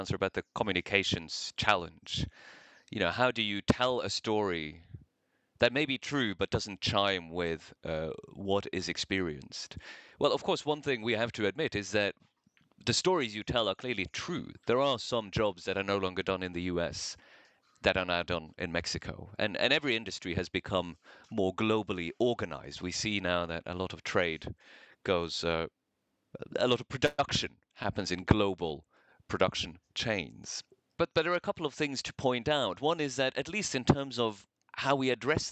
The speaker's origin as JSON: {"language": "English", "country": "Norway", "tie": "born or raised there", "also_born_or_lived": "New York", "moved": "as an adult", "said": "I grew up in Norway in the 80s."}